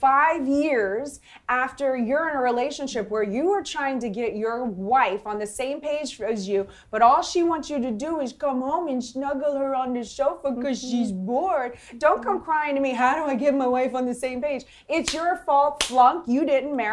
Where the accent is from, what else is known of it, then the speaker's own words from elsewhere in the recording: New Orleans, Louisiana, United States; I'm from New Orleans